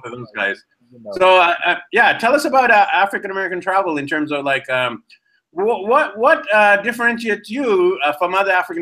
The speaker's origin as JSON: {"language": "English", "country": "Canada", "tie": "born or raised there", "said": "I'm actually Indian, born in Canada, so I'm Indo-Canadian"}